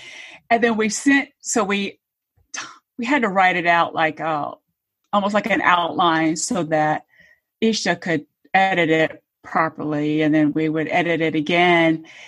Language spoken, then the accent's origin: English; Georgia, United States; now in Atlanta, United States; So I've lived in Metro Atlanta for probably almost 30 years. I grew up in Georgia, but I wasn't born here. I'm a military brat. So moved around a lot.